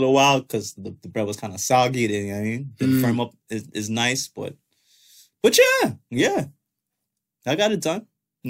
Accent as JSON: {"language": "English", "town": "Toronto", "region": "Ontario", "country": "Canada", "tie": "born or raised there", "said": "growing up in Toronto"}